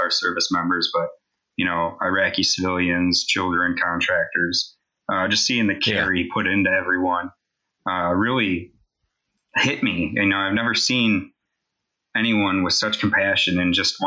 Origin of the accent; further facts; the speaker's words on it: Wisconsin, United States; now in Tega Cay, South Carolina, United States; I'm originally from Wisconsin